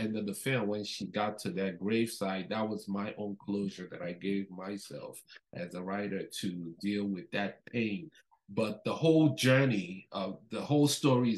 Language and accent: English; Nigeria; now in Canada; I'm originally Nigerian. I was born in Nigeria, before I moved to Canada.